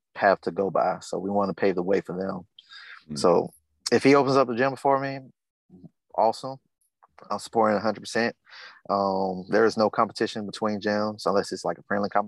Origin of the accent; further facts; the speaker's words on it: the South, United States; the things I've gone through growing up in the South